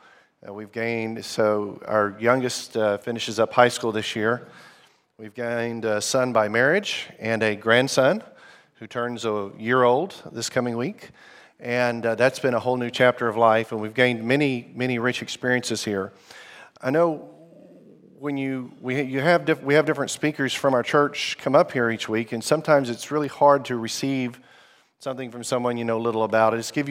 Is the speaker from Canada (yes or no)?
no; Zimbabwe; also born or lived in Arkansas, United States; I grew up in the country that's now known as Zimbabwe. My parents were missionaries there. We're from Arkansas in the U.S., good place to get barbecue and fried chicken.